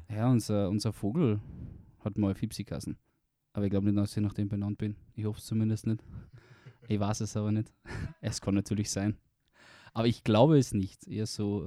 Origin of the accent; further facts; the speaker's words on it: Carinthia, Austria; moved away; Ich komme aus Kärnten ursprünglich. Man wird es wahrscheinlich dann auf dem Podcast definitiv hören mit meinem Dialekt.